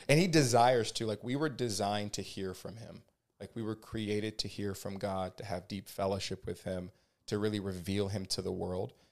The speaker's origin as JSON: {"language": "English", "region": "Georgia", "country": "United States", "tie": "born or raised there", "also_born_or_lived": "California", "moved": "as an adult", "lives_now": "Ventura, United States", "said": "I am originally from Georgia, um, born and raised there. Um, moved out to California in 2011."}